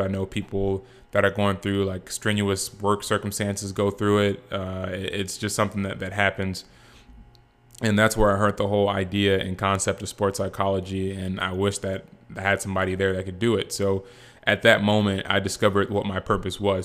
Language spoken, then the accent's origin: English; Rancho Cucamonga, California, United States; also born or lived in Boise, Idaho; I'm from Rancho Cucamonga, California